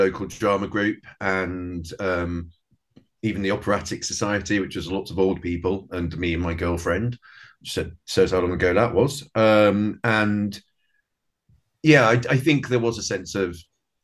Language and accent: English; a town near Hull, Yorkshire and the Humber, United Kingdom; also born or lived in Brighton / Dublin; now in London, United Kingdom; I was born down south in Brighton, but very early age, we moved up north to a town sort of near Hull, middle of nowhere.